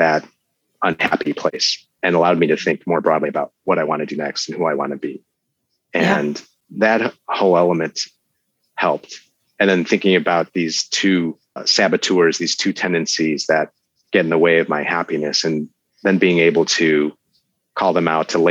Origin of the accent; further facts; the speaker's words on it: Chicago, Illinois, United States; we're both from Chicago